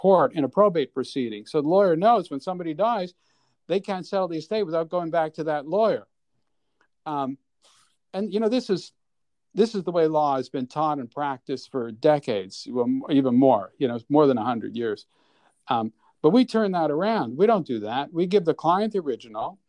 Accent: Montreal, Quebec, Canada; moved away as an adult; now in New York, United States; So, I'm born and raised in Montreal. I moved here when I was 22

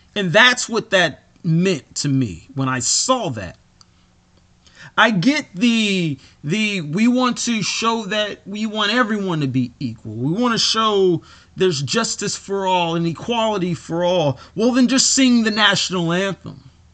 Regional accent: United States; I am an American.

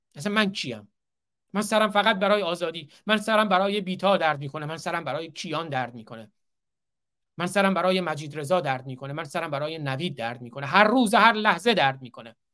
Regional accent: Iran; now in United States; من به عنوان یک ایرانی آمریکایی

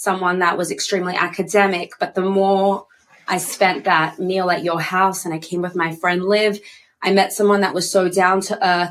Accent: Australia; I'm from Australia

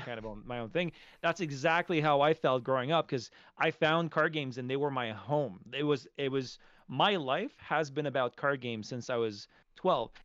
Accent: Montreal, Quebec, Canada; You're from my, my hometown

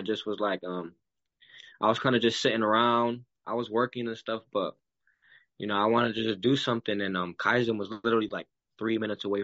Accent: Rochester, New York, United States; moved away as an adult; now in Tampa, United States; my hometown, Rochester, New York.

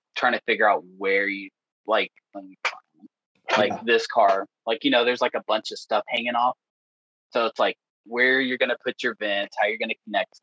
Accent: Texas, United States; now in Ohio, United States; I'm from Texas

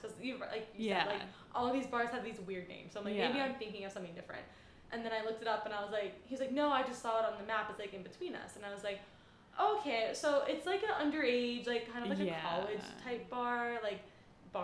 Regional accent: North Carolina, United States; now in New York, United States; before I moved to New York because I'm from North Carolina

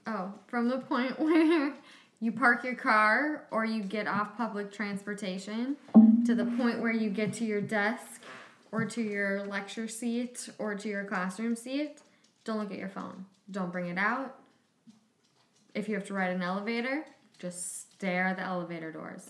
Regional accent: Plymouth, Minnesota, United States; I grew up dancing in the Minneapolis St. Paul suburbs in a suburb called Plymouth

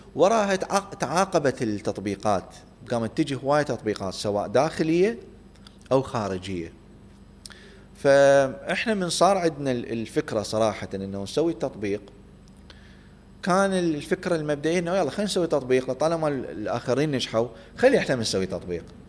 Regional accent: Baghdad, Baghdad Governorate, Iraq; moved away as an adult; also born or lived in Samarra, Iraq / Kurdistan Region, Iraq / United States; انا اصلا من مواليد بغداد وكنت عايش بسامره بالبدايه في صلاح الدين او محافظه تكريت يعني وبعدين بفتره من الفترات جينا

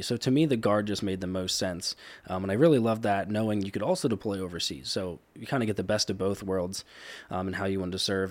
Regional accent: Cleona, Pennsylvania, United States; I did grow up in Cleona my whole life

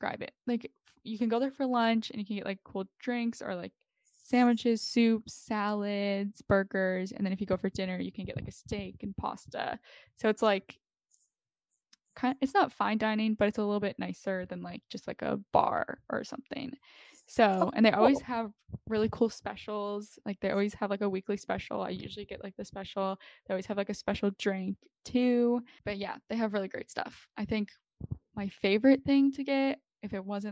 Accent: Fort Frances, Ontario, Canada; now in Toronto, Canada; you have to drive through Fort Francis, Ontario, which is where I'm from.

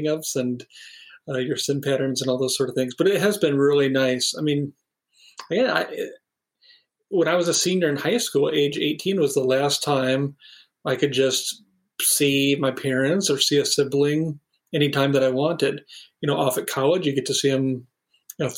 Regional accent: Sioux City, Iowa, United States; moved away as an adult; also born or lived in Minneapolis / Chicago; now in Sioux City, United States; My wife and I grew up in Sioux City

